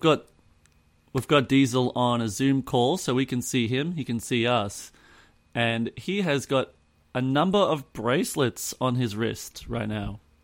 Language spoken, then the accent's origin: English; Australia; I'm Australian.